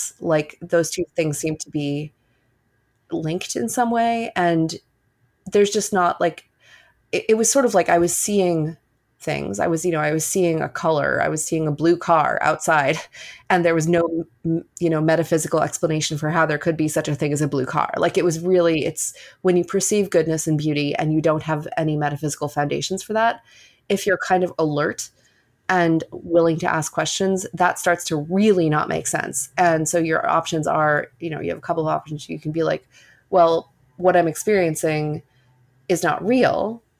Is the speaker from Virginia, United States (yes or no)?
no; New York City, New York, United States; I grew up completely secular on the Upper West Side of Manhattan, where we've just moved back to, actually, from Queens